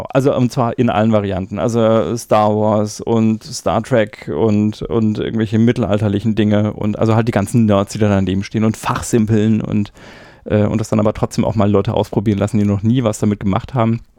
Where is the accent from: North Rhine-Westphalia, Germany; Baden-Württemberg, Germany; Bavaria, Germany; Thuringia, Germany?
Bavaria, Germany; Erlangen; ich komme aus Erlangen und ich bin lieber in Nürnberg